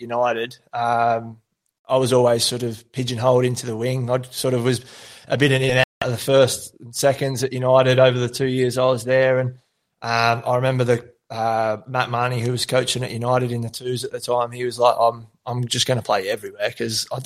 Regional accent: Shepparton, Victoria, Australia; growing up out at Tally, obviously one of five boys

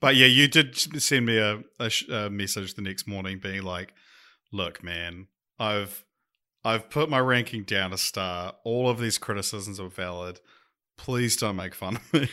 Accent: New Zealand; accent: Kiwi

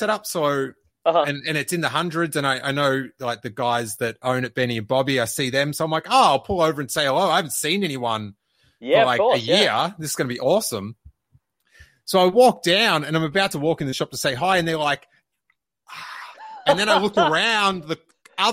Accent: Melbourne, Victoria, Australia; born or raised there; moved away

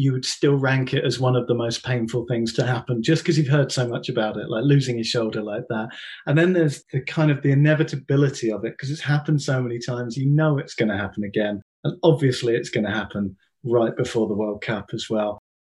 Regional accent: Chelmsford, East of England, United Kingdom; I'm from Chelmsford in Essex

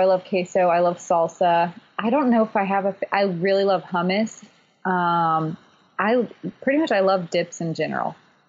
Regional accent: Florida, United States; I'm from Florida

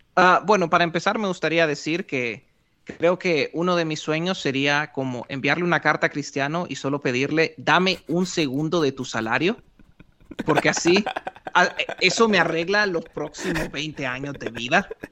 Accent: Honduras; moved away as an adult; also born or lived in western New York State, United States; Honduras, de donde yo soy

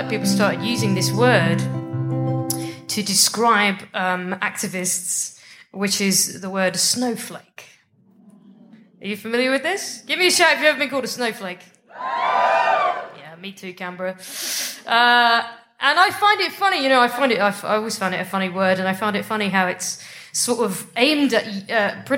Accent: United Kingdom; I'm from Britain.

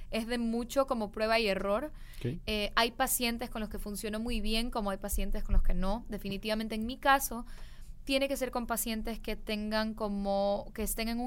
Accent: Guayaquil, Guayas, Ecuador; Sí, soy de Guayaquil, Ecuador.

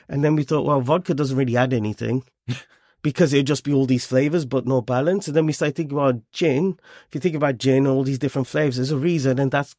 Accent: United Kingdom; we could talk about our journey as British Punjabi.

